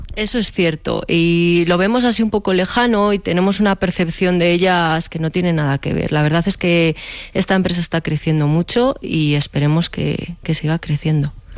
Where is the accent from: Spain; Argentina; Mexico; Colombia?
Spain; Guardo, Castile and León; moved away as an adult; now in Velilla del Río Carrión, Spain; yo soy de Guardo de siempre, pero actualmente vivo en velilla del Río Carrión